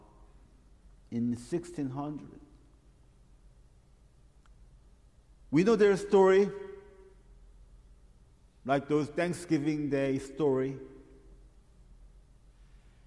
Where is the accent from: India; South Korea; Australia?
South Korea; now in United States; my home country, Korea